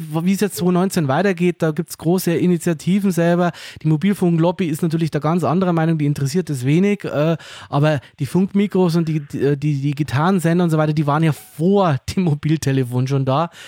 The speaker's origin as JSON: {"language": "German", "country": "Germany", "said": "bei uns in Deutschland"}